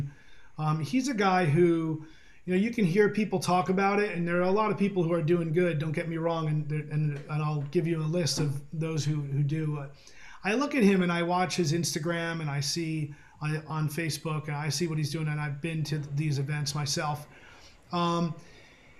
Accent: New Jersey, United States; I'm from New Jersey

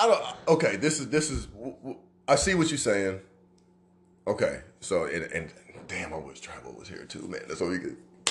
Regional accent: Omaha, Nebraska, United States; my hometown here in Omaha, Nebraska.

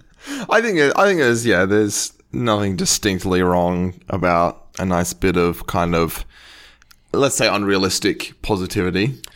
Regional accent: Australia; as an Australian

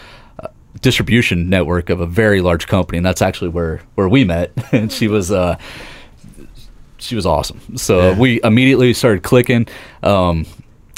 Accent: Seymour, Indiana, United States; I grew up down in Seymour, Indiana here

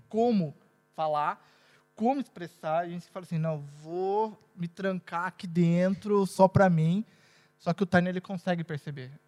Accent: Brazil; moved away as an adult; now in Portugal; minha cidade maravilhosa

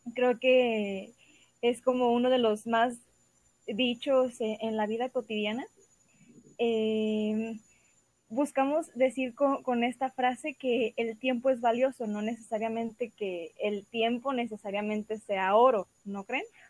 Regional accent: Guadalajara, Jalisco, Mexico; soy de Guadalajara, Jalisco

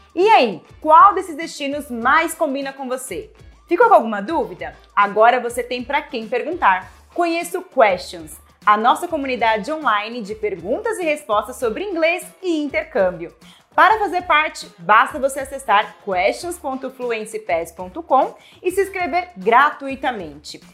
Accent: Brazil; nós brasileiros

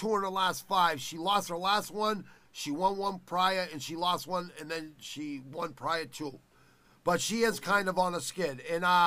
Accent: Boston, Massachusetts, United States; I'm from Boston.

